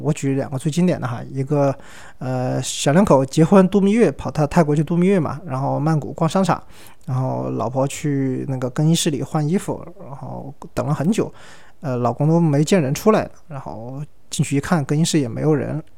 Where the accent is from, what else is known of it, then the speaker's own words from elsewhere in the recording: Yunnan, China; 我们云南这边儿